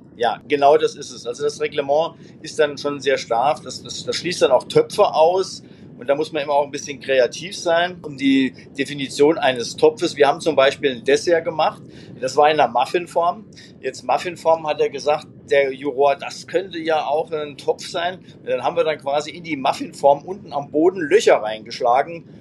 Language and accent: German; Homburg, Saarland, Germany; in meiner Heimatstadt Homburg